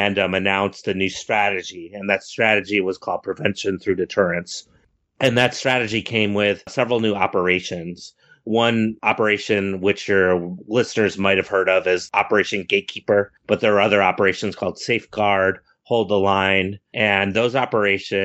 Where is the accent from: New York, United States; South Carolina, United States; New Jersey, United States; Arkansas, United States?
New York, United States; Buffalo; also born or lived in Bozeman, Montana; I was born in Bozeman, Montana, by the way, but I grew up mainly in the Buffalo, New York area